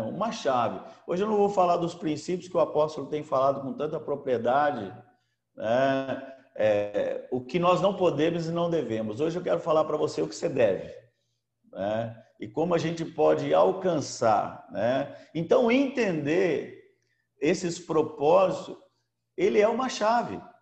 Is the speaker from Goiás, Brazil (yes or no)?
no; Americana, São Paulo, Brazil; moved away as an adult; now in Salinas, Brazil; É, eu vim de São Paulo, de Americana. É, eu tinha três empresas e um dia Deus falou comigo: vende tudo que você tem e vai embora daqui